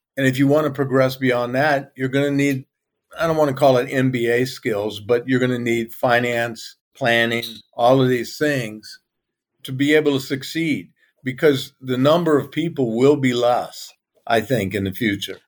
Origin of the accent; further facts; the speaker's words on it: Louisiana, United States; moved away as an adult; now in Turkey; I'm a Cajun